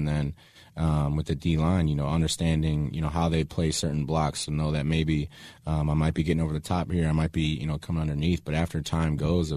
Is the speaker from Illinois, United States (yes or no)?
yes; Chicago, Illinois, United States; my hometown team